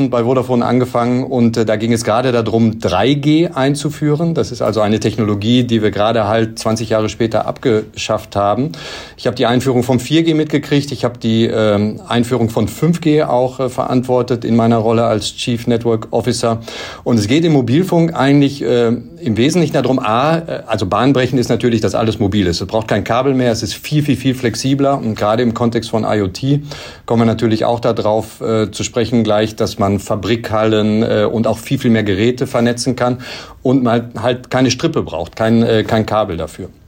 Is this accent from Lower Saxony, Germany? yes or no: no; North Rhine-Westphalia, Germany; born there; ich komme gebürtig aus dem Bau, äh, Sauerland